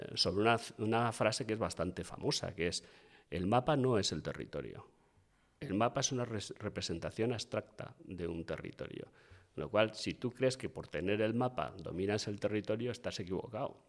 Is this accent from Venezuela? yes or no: no; Bilbao, Basque Country, Spain; como buen bilbaíno